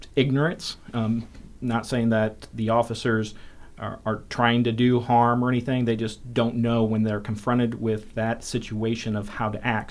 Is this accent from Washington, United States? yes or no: no; South Bend, Indiana, United States; moved away as an adult; now in Bloomington, United States; I'm originally from South Bend. Uh, and, uh, moved down here for the job.